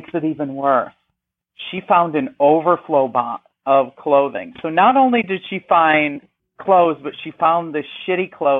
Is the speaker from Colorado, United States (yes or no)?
no; New York, United States; moved away as an adult; also born or lived in Alabama; I am originally from New York.